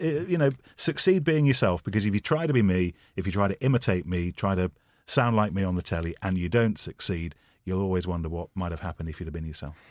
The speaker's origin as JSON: {"language": "English", "town": "Leicester", "region": "East Midlands", "country": "United Kingdom", "tie": "born or raised there", "said": "I'm from Leicester"}